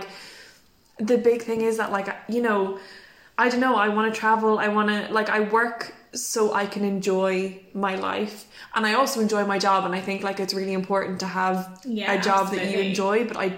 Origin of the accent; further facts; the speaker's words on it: England, United Kingdom; We did ordinary math. Yeah. We are English people.